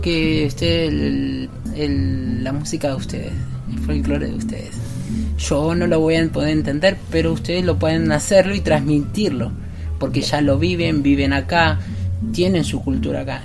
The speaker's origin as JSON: {"language": "Spanish", "country": "Argentina", "said": "somos de Argentina y venimos acá a China a bailar tango, a enseñar nuestra cultura"}